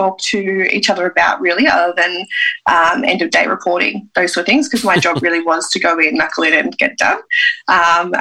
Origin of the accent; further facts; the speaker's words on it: Canberra, Australian Capital Territory, Australia; I'm from Canberra